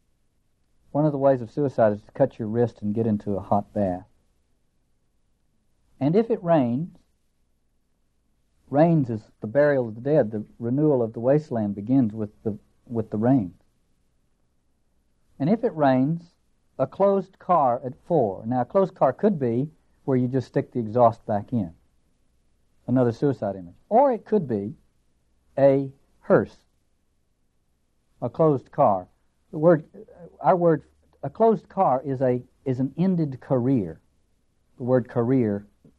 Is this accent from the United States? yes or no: yes; Appalachia, United States; accent: hillbilly; I end up sounding like a hillbilly, which I am.